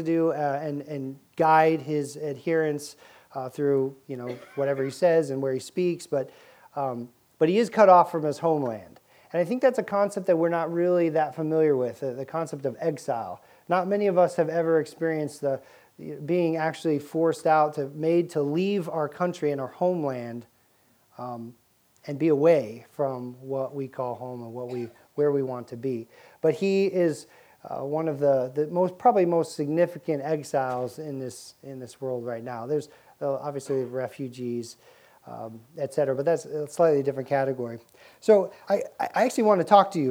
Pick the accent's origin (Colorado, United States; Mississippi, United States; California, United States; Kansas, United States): Colorado, United States; Boulder; now in Virginia Beach, United States; I grew up in Boulder, Colorado